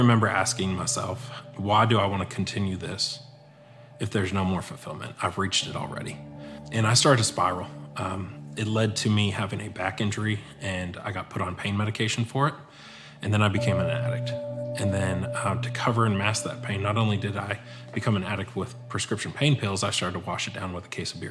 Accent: Erie, Pennsylvania, United States; now in Longview, United States; I grew up in Erie, Pennsylvania

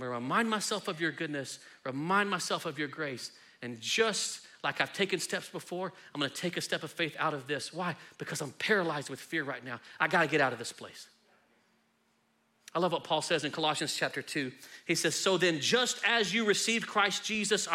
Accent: Texas, United States; I love being Texan

